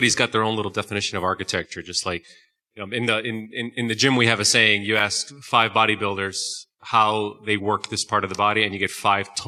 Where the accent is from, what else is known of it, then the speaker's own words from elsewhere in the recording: New Jersey, United States; I'm from Jersey